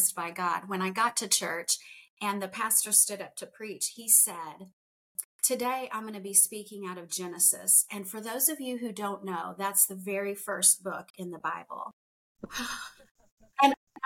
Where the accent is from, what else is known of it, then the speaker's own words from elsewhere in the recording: United States; I grew up in the United States